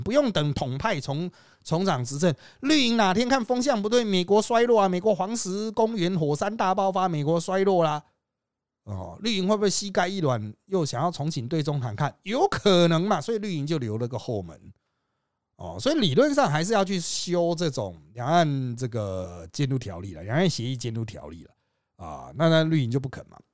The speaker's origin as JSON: {"language": "Chinese", "country": "Taiwan", "said": "我们是台湾人"}